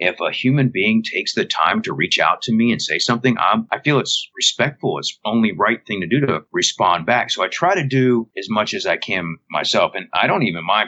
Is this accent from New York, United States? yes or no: no; Kentucky, United States; I'm from Kentucky